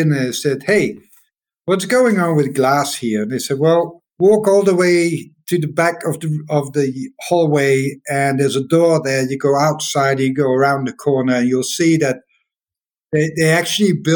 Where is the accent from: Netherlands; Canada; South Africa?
Netherlands; Maastricht, Limburg; I'm walking in Maastricht in my hometown